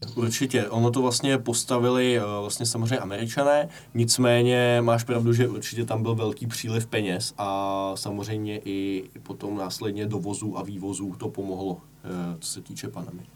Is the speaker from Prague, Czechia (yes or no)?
yes; Prague, Czechia; jsem z Prahy